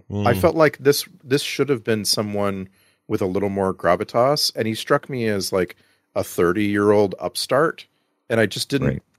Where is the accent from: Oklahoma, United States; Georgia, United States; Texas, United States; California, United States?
Texas, United States; growing up in Texas.